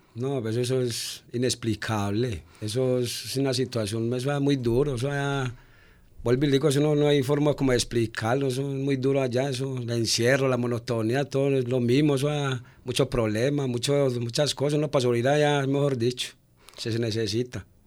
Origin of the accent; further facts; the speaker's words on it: Medellín, Antioquia, Colombia; yo era de aquí en Medellín